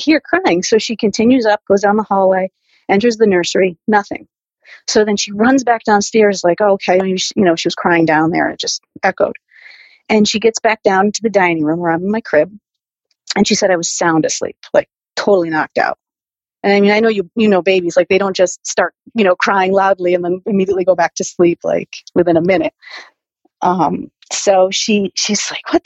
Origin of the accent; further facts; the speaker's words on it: New Britain, Connecticut, United States; I was born and raised in New Britain, Connecticut.